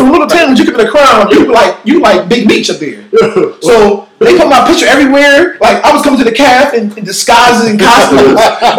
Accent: Philadelphia, Pennsylvania, United States; I am from South Philly.

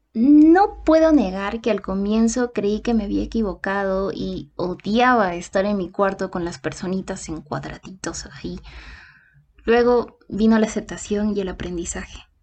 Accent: Ayacucho, Peru; Nací en Huamanga, Ayacucho.

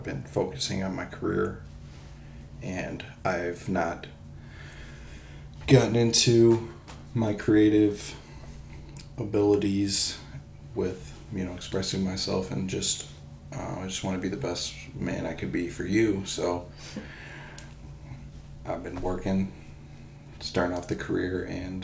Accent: Clinton Township, Michigan, United States; right now I'm stationed in my hometown of Clinton Township

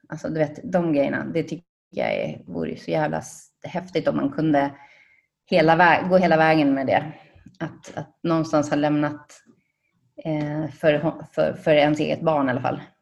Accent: Sandviken, Gävleborg County, Sweden; now in Spain; jag kommer från Sandviken

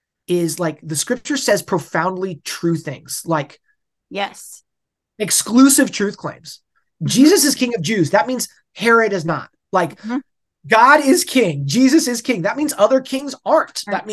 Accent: West Coast, United States; and I'm from the West. I grew up in the West Coast.

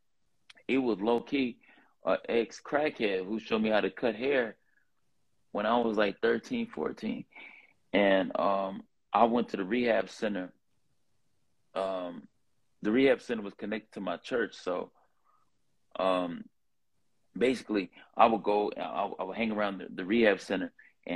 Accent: Los Angeles, California, United States; accent: LA accent; from South Central LA. I was, I stayed next door to some Crips, and I stayed five houses down from another set of Crips. And so I grew up in the Crip neighborhood

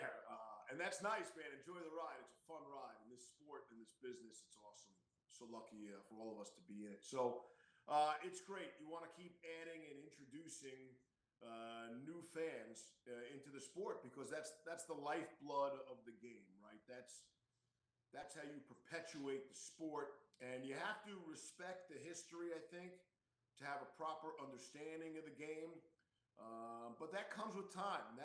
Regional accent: Long Island, New York, United States; Growing up on Long Island

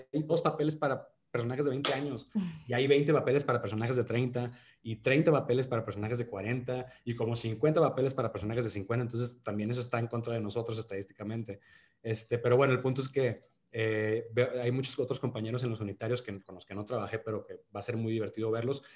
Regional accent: Monterrey, Nuevo León, Mexico; accent: regio; soy regio y, tengo que cuidar mi acento cuando hago los castings y definir si lo voy a hacer en regio

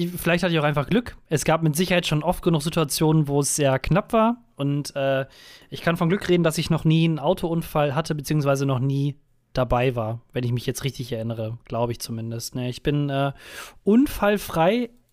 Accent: Germany; also born or lived in United States; meinen deutschen Pass

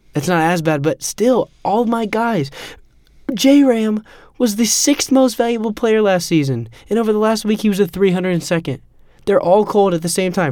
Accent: Kansas City, Missouri, United States; I'm from Kansas City

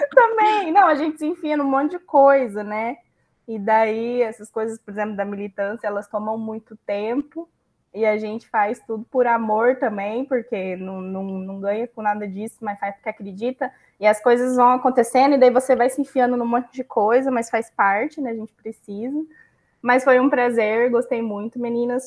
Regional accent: Brazil; Também somos brasileiros que, que valem a pena aqui nesse país

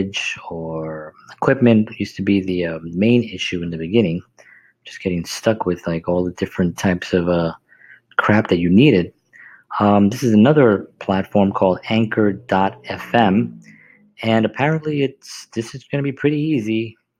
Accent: New York City, New York, United States; growing up in the South Bronx, being Puerto Rican

